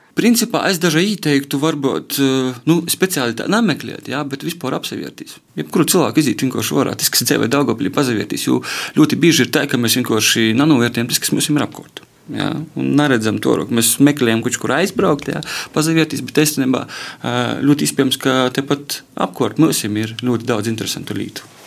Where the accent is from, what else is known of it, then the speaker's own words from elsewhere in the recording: Varakļāni, Latgale, Latvia; now in Rēzekne, Latvia; manā dzimtajā pilsētā varakļonu